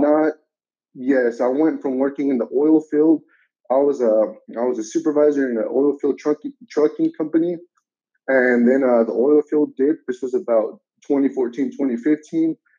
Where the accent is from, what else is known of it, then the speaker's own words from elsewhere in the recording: United States; I've been in the country since the age of five. I am now 25